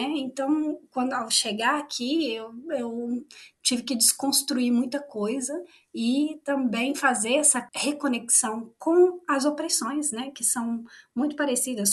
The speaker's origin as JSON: {"language": "Portuguese", "region": "interior of Minas Gerais", "country": "Brazil", "also_born_or_lived": "Valparaíso, Chile", "moved": "as an adult", "lives_now": "Chile", "said": "Eu sou do, do interior de Minas Gerais"}